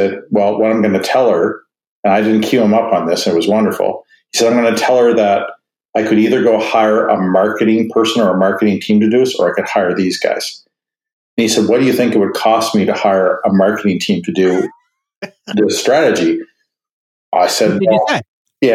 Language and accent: English; Canada; I'm Canadian